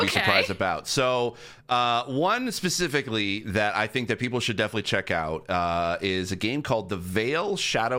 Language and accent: English; St. Catharines, Ontario, Canada; now in Toronto, Canada; my hometown of St. Catharines, Ontario